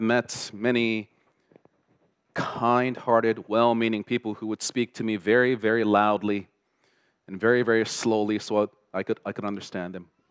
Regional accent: Toronto, Ontario, Canada; first language Korean; English is a second language; also born or lived in South Korea; growing up in Toronto in the 80s and 90s as an immigrant from South Korea, who could not speak a word of English

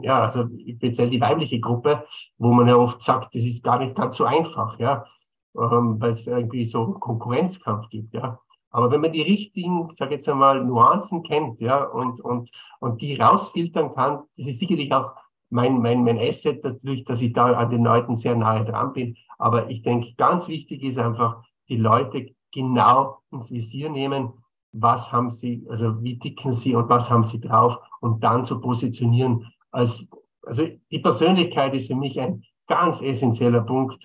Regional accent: Bolzano, Trentino-Alto Adige, Italy; moved away as an adult; now in Vienna, Austria; Ich bin gebürtiger Bozener.

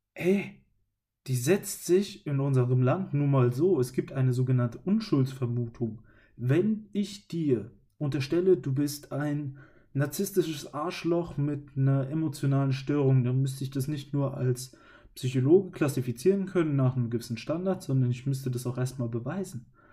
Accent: Germany; Ich als Deutscher

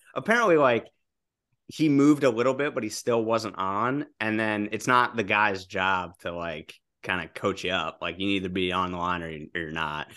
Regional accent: United States; I grew up right outside New York

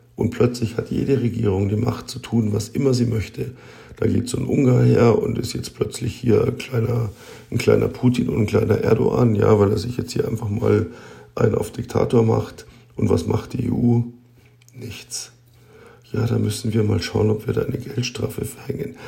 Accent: Germany; bei uns in Deutschland

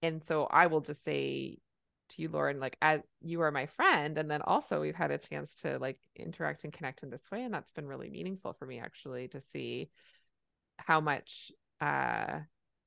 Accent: Canada; I'm a Canadian family physician

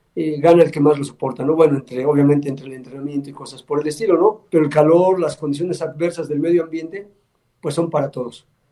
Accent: Puebla, Mexico; soy el único poblano que lo ha ganado

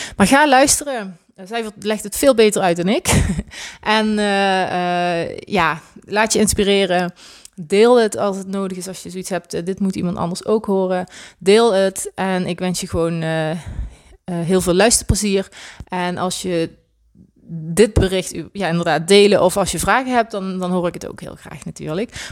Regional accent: Swalmen, Limburg, Netherlands; ik woon nog steeds hier in ons geboortedorp, Zwalmen, in Limburg

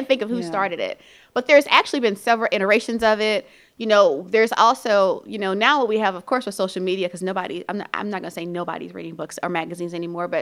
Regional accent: New Orleans, Louisiana, United States; I'm a New Orleans girl

